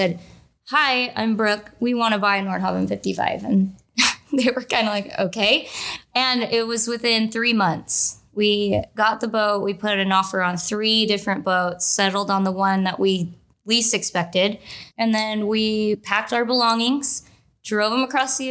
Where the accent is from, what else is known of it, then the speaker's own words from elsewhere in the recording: Seattle, Washington, United States; moved away; I grew up in Seattle, so on the Pacific Northwest side